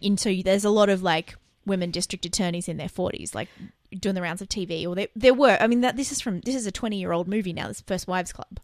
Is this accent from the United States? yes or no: no; Australia; I can tell that's Australian because we do it. And I listen to us every week, and I know we talk too fast